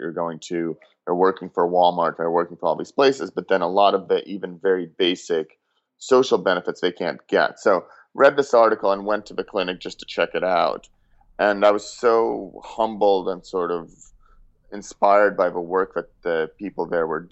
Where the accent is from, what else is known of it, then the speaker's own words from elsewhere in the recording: Russia; now in United States; I'm an immigrant. I grew up in Russia and moved here.